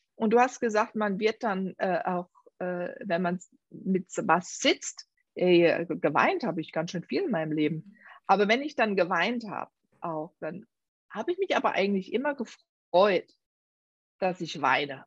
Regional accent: Germany; Unsere deutsche Sprache

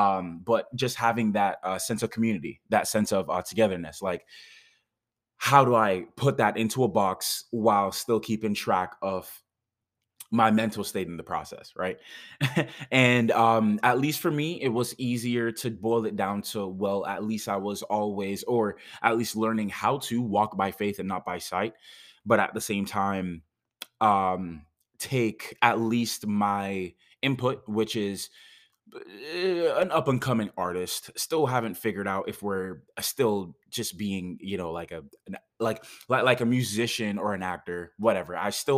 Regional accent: Jamaica; That's my accent wanting to come out most of the time. But it's like, I've gotten so gentrified that most people don't even understand that when it comes to being Jamaican

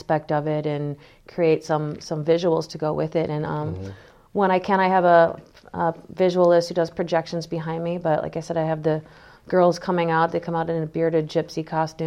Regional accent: Green Bay, Wisconsin, United States; now in California, United States; growing up in the Midwest

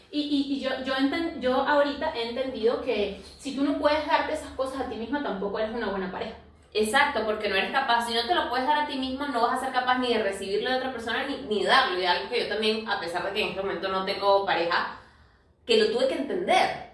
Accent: Venezuela; now in Lima, Peru; nosotras somos venezolanas, aunque actualmente vivimos en Lima, Perú

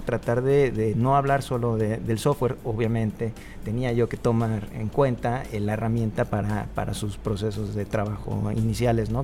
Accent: Cancún, Quintana Roo, Mexico; yo vengo de Cancún

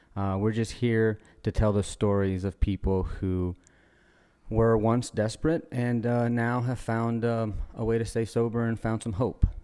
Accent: Louisiana, United States; also born or lived in Guatemala; I got paddled once in school when I moved from Guatemala to, like, Louisiana

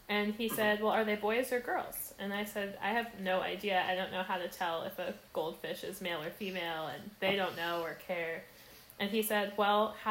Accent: New Jersey, United States; now in Philadelphia, United States; I'm originally from North Jersey, but I now live in Philadelphia

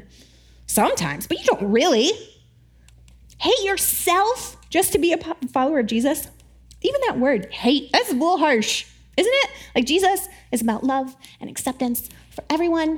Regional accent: the South, United States; I grew up in the South

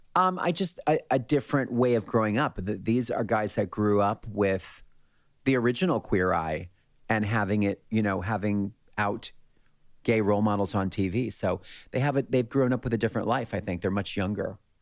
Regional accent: Allentown, Pennsylvania, United States; my hometown in Allentown, Pennsylvania

